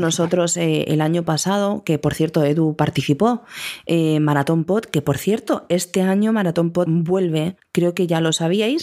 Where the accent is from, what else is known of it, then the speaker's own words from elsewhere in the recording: Andalusia, Spain; Como buena andaluza